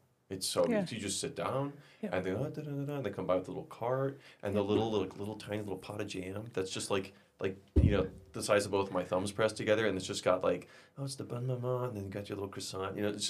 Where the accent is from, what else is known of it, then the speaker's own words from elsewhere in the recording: Midwest, United States; well, I'm from America. I'm from the Midwest. Like 8 hours is, you know, you just get in the car.